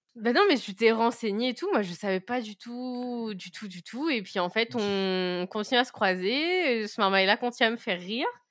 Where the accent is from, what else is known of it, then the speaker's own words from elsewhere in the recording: Saint-Paul, Réunion; moved away as an adult; also born or lived in Le Port, Réunion; j'ai grandi, du coup, euh, bah, à Saint-Paul. Je suis Saint-Pauloise